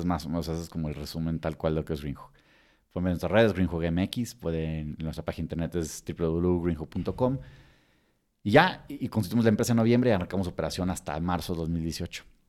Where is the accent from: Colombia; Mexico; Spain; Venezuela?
Mexico; moved away as an adult; also born or lived in Texas, United States; como mexicano sin ser residente